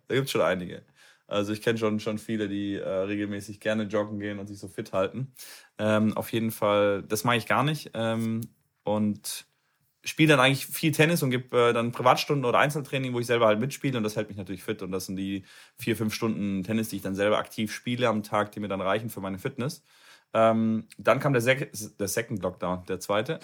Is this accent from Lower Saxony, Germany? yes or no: no; Cologne, North Rhine-Westphalia, Germany; In Nordrhein-Westfalen, in Köln. Ich komme aus Köln.